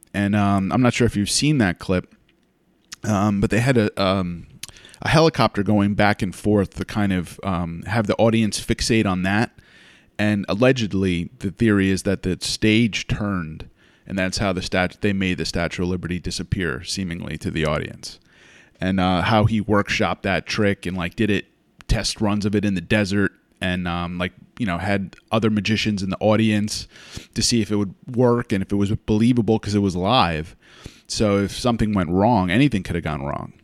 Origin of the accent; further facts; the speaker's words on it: United States; I grew up in the States